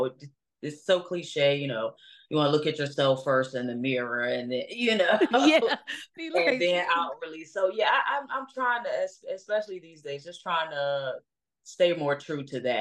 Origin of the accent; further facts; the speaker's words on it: Norfolk, Virginia, United States; moved away as an adult; now in Atlanta, United States; I was raised in Norfolk, Virginia